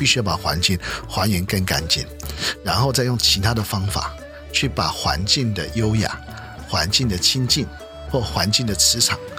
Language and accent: Chinese; China; 因为我们过了晚上以后，我们中国人在这边没有家长教我们怎么样面对月亮